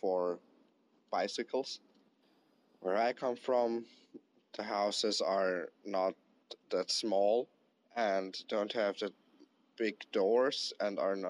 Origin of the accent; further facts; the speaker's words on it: Vienna, Austria; moved away as an adult; now in Netherlands; I come from Vienna, and in my city